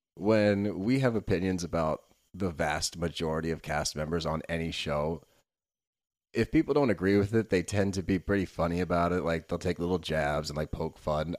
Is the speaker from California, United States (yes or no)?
no; Philadelphia, Pennsylvania, United States; we're from Philly, dude.